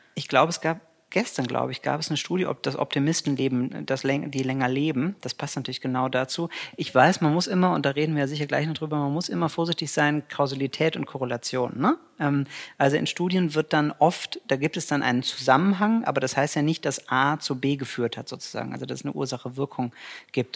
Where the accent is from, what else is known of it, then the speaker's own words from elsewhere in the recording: Cologne, North Rhine-Westphalia, Germany; ich bin Kölner von Herzen und äh, pendel halt immer nach Düsseldorf